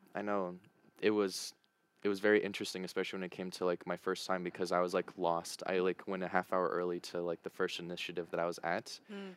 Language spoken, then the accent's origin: English; United States; moved away; Being an American